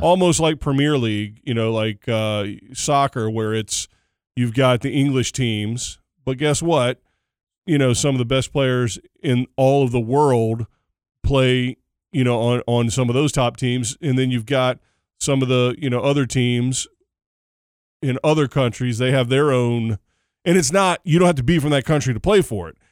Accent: Dallas, Texas, United States; I'm from Dallas.

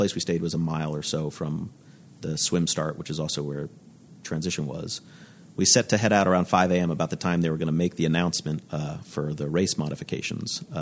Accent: Florida, United States; I'm from Florida in the States.

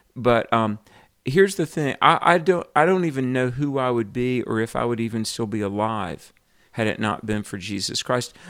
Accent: the Bible Belt, United States; I grew up in the Bible Belt

